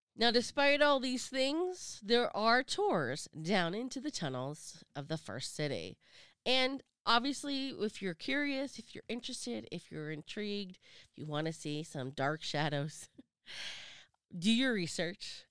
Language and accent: English; Sacramento, California, United States; my hometown, Sacramento